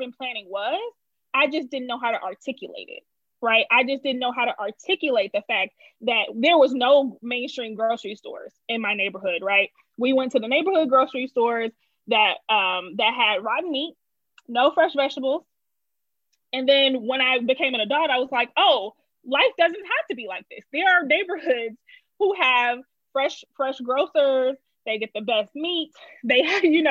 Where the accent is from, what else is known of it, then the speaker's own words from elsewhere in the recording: Detroit, Michigan, United States; moved away as an adult; also born or lived in Los Angeles, United States; now in Chicago, United States; I grew up on the East Side. I did go to school in the suburbs, though. As most people, I would say from Detroit